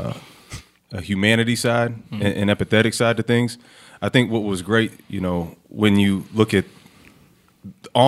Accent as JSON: {"language": "English", "town": "Clayton", "region": "Ohio", "country": "United States", "tie": "born or raised there", "also_born_or_lived": "Dayton, Ohio", "said": "Grew up in Clayton, 937"}